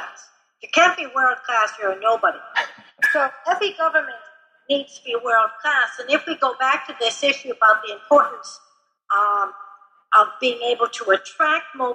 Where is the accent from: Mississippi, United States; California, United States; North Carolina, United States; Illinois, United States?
Illinois, United States; Chicago; I'm from Chicago